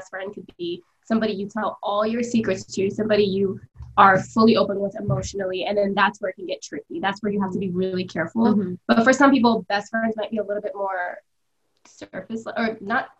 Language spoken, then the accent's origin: English; Silver Spring, Maryland, United States; I'm from Silver Spring, Maryland